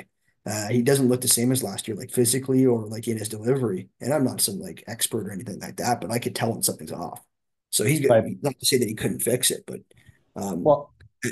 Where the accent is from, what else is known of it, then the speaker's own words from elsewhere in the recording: Toronto, Ontario, Canada; I'm from Toronto